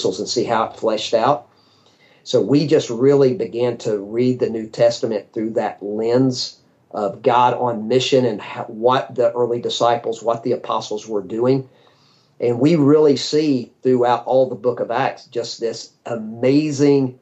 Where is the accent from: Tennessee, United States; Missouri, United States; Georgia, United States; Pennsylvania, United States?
Georgia, United States; North; now in West Palm Beach, United States; I grew up in North Georgia